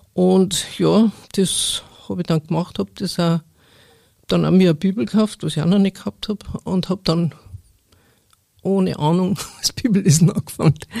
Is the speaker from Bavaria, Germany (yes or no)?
yes; Upper Bavaria, Germany; ich bin also aufgewachsen in Oberbayern, auf dem Bauernhof, also einem wirklich kleinen Ort